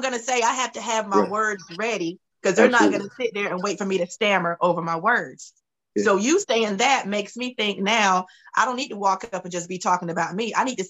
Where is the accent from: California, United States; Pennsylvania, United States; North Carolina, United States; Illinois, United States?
North Carolina, United States; Camden; from Camden, North Carolina.